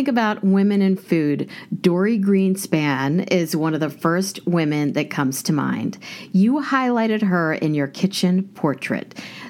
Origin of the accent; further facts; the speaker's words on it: Kansas, United States; moved away; in my apartment, I have everything that I grew up with in Kansas